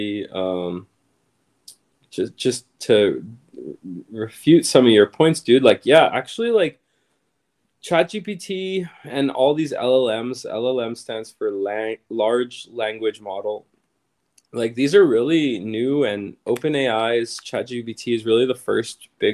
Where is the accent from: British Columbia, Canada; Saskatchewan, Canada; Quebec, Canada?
Saskatchewan, Canada; now in Toronto, Canada; We're from Saskatchewan